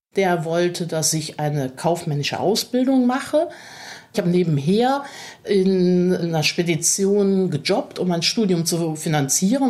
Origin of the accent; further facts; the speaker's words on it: Cologne, North Rhine-Westphalia, Germany; accent: rheinischer Singsang (Rhineland/Cologne); Ich spreche kein Kölsch, aber man hört natürlich den rheinischen Singsang